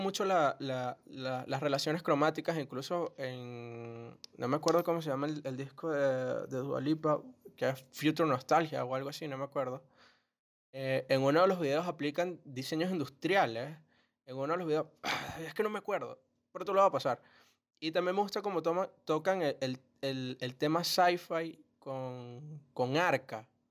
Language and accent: Spanish; Venezuela; nosotros que somos de Venezuela